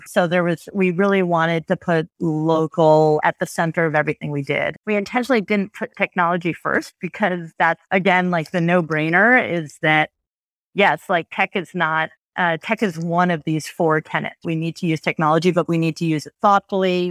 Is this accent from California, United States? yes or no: no; suburb of New York, United States; I grew up in a pretty homogeneous suburb of New York